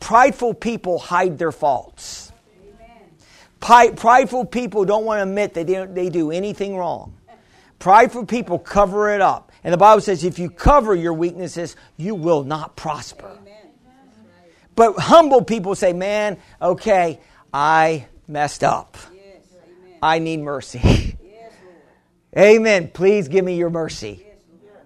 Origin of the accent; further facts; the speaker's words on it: New York, United States; I'm a New Yorker